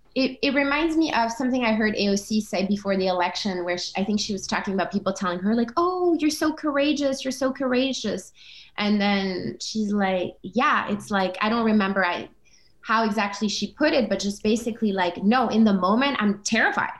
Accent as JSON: {"language": "English", "country": "Denmark", "tie": "born or raised there", "also_born_or_lived": "Comoros", "said": "grew up, uh, you know, as a brown human in a white country, Denmark"}